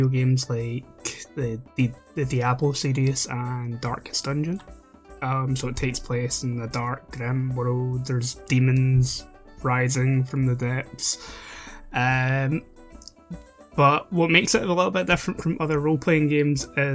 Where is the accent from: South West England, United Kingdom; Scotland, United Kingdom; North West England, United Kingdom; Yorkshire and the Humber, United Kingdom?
Scotland, United Kingdom; Being Scottish